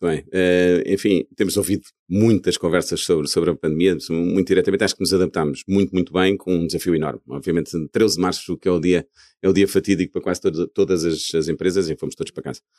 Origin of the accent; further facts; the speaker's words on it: Portugal; moved away as an adult; quando saímos de Portugal, enfim, uma pessoa com verdadeiras raízes neste país